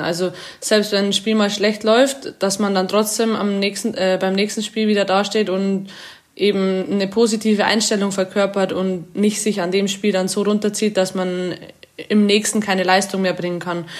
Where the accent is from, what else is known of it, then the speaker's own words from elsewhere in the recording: Amberg, Bavaria, Germany; accent: leichter bayerischer Dialekt; now in Paris, France; Ich komme aus Amberg, das ist in der Oberpfalz aus Bayern.